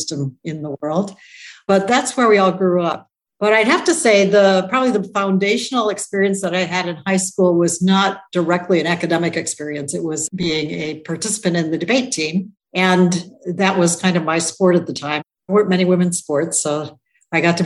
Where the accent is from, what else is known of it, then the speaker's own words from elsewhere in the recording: Toledo, Ohio, United States; I grew up in Toledo, Ohio